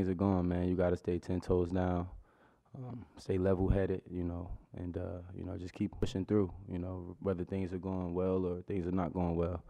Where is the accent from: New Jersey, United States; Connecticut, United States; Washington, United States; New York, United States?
New Jersey, United States; You know, I'm from New Jersey, so it wasn't too much of a culture shock.